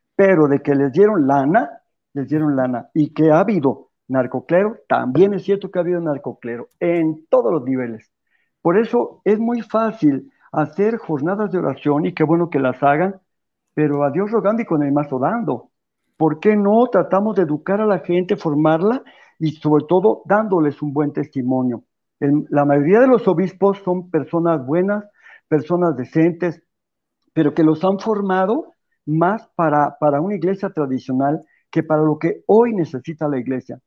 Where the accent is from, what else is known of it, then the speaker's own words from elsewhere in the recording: Mexico; no somos gente de Biblia los católicos de México